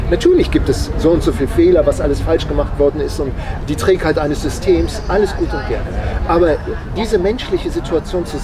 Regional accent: Hanover, Lower Saxony, Germany; Also ich bin in Hannover groß geworden und da, hat man, da, da reden die Hannoveraner nichts gegen die Hannoveraner. Äh, aber die reden immer so auf einer Tonhöhe.

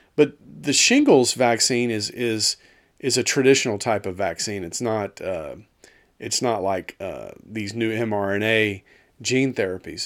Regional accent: Dallas, Texas, United States; moved away; I'm from Dallas originally

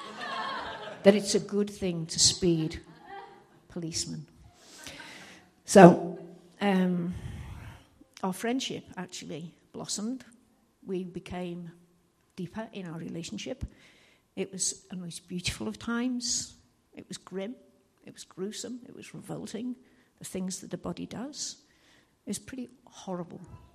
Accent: Liverpool, North West England, United Kingdom; moved away; I'm from Liverpool and I'll talk too fast and you'll not understand a word I say

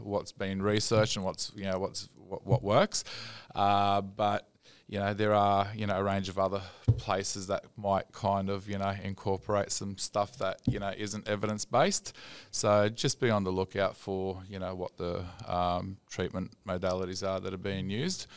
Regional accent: Sydney, New South Wales, Australia; I grew up in Sydney

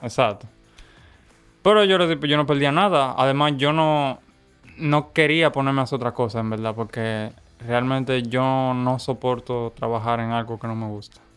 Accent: Santo Domingo, Distrito Nacional, Dominican Republic; born or raised there; also born or lived in La Romana, Dominican Republic

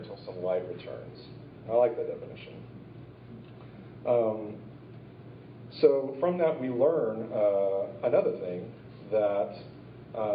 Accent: Edmond, Oklahoma, United States; moved away; also born or lived in Arkansas; I was born in Edmond, Oklahoma, to two loving Christian parents

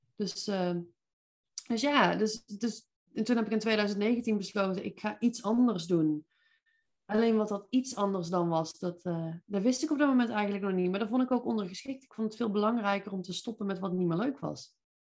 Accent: Veldhoven, North Brabant, Netherlands; accent: Brabant; moved away as an adult; also born or lived in Eindhoven; now in Nijmegen, Netherlands; Zoals je misschien kunt horen, kom ik hier origineel niet vandaan, maar van iets zuidelijker. Ik ben eh, ja, echt een Brabantse. Ik kom uit Veldhoven bij Eindhoven.

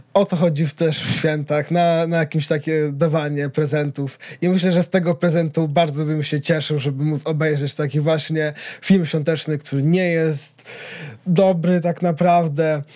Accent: Poland; czy ja na pewno jestem Polakiem

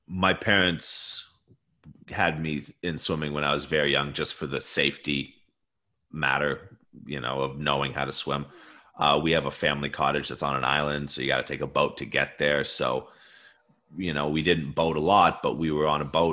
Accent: Sackville, New Brunswick, Canada; moved away; I was born and raised out east in Sackville, New Brunswick

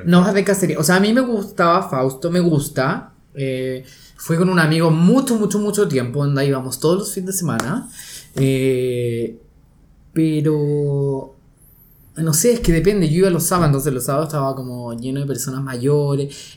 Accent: Chile; también soy chileno

